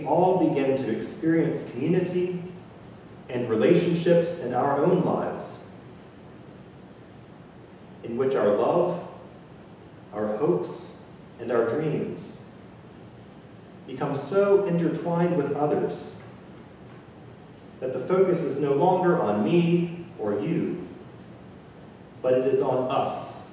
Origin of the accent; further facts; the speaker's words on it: Mississippi, United States; moved away as an adult; also born or lived in Italy; I grew up in Mississippi, and I have been fortunate enough to travel the world and to live in many different places.